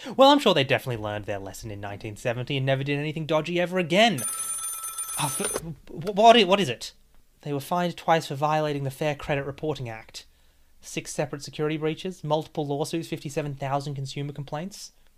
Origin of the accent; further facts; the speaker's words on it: Australia; As an Australian